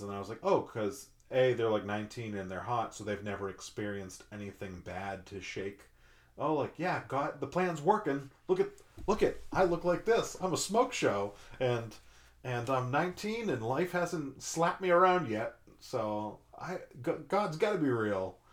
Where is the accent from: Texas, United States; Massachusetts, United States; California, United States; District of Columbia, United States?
Massachusetts, United States; moved away; I grew up in Massachusetts